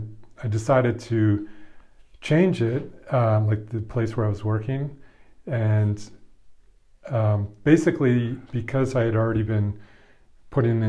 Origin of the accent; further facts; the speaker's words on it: Toronto, Ontario, Canada; moved away as an adult; now in United States; born and raised in Toronto, Ontario